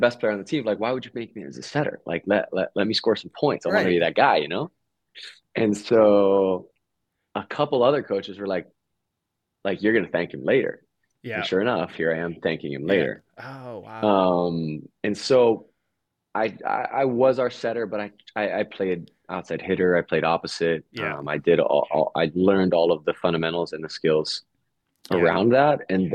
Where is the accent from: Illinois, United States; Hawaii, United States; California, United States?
Hawaii, United States; moved away as an adult; also born or lived in Italy; it was a great foundation to have growing up in Hawaii